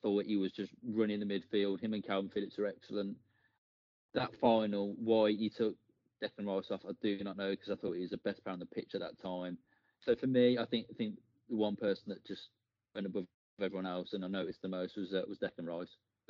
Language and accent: English; England, United Kingdom; obviously I'm English.